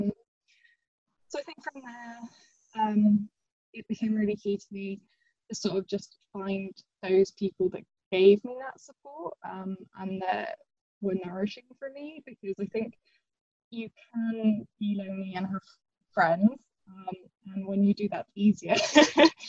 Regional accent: Northern Ireland, United Kingdom; also born or lived in England; when I was about 8 years old, we moved from England to Northern Ireland, which was originally supposed to be for, I think, 2 years and ended up being more like 13.

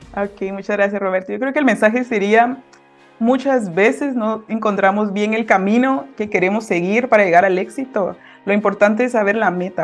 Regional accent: Guatemala City, Guatemala Department, Guatemala; soy de Guatemala, de la ciudad de Guatemala

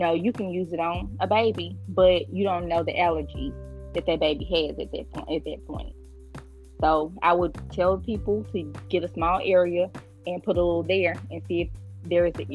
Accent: the South, United States; I'm from the South

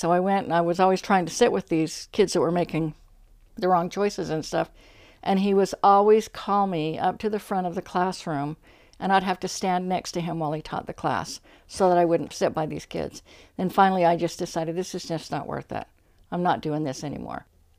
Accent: Ogden, Utah, United States; In Ogden, Utah, Washington Terrace.

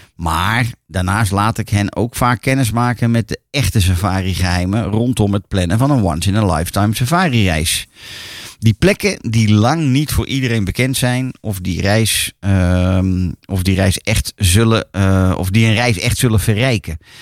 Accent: Netherlands; voor ons als Nederlander

